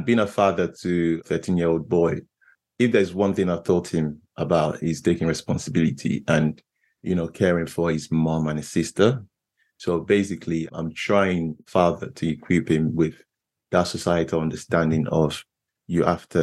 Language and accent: English; Nigeria; I grew up in Nigeria and growing up in Nigeria as a man is not easy.